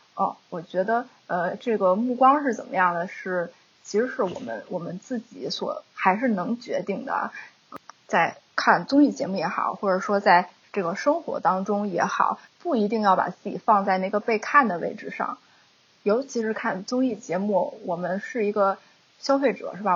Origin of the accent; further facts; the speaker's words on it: China; moved away; 我们中国人